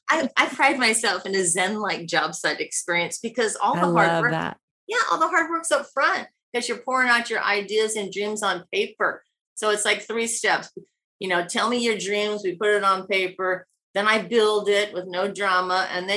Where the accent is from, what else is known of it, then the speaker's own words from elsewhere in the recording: Midwest, United States; Maybe it's because we're from the Midwest, but that part's easy.